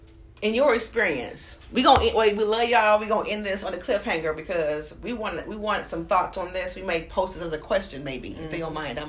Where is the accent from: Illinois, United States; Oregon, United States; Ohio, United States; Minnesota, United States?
Ohio, United States; Toledo; moved away; also born or lived in Alabama; I come from Ohio, Toledo, Ohio, 45 minutes from Canada.